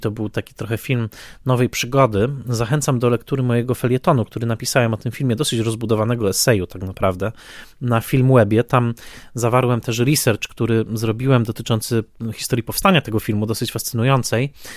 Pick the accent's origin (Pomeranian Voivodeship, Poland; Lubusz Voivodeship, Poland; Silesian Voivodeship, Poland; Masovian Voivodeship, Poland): Silesian Voivodeship, Poland; Tarnowskie Góry; also born or lived in Strzybnica; now in Warsaw, Poland; ja dorastałem w Tarnowskich Górach, konkretnie w dzielnicy Tarnowskich Gór